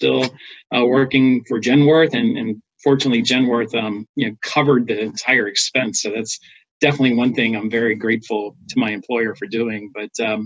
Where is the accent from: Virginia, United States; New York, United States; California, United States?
Virginia, United States; Smithfield; also born or lived in Washington, D.C. area; now in Richmond, United States; I grew up in the Tidewater area, specifically okay. A little town called Smithfield, Virginia.